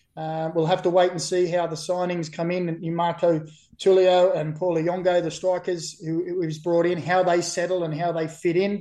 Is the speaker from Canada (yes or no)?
no; Australia; also born or lived in Burnley, England; I've been here for about 45 years and six months of my 45 years and seven months life. So I'd like to say I'm an Australian Nova Cash